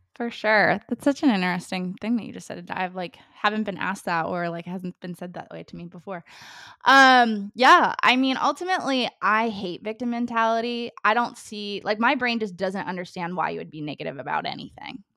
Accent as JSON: {"language": "English", "region": "Ohio", "country": "United States", "also_born_or_lived": "Hawaii", "moved": "yes", "lives_now": "Nashville, United States", "said": "I'm originally from Ohio"}